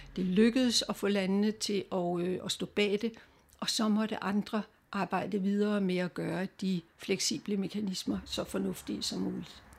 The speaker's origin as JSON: {"language": "Danish", "country": "Denmark"}